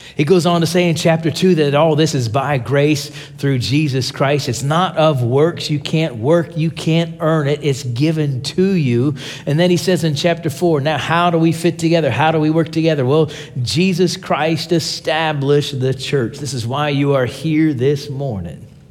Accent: Pittsburgh, Pennsylvania, United States; now in Tulsa, United States; I'm from Tulsa, Oklahoma. Uh, originally, I'm from Pittsburgh, Pennsylvania

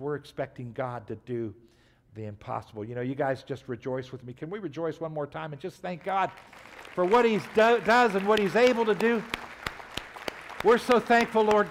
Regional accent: United States; we grew up in America, so most of us have gone to church.

